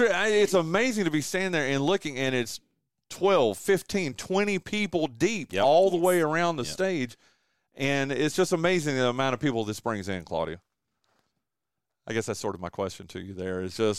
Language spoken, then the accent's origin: English; Wilkes County, North Carolina, United States; And I grew up in Wilkes County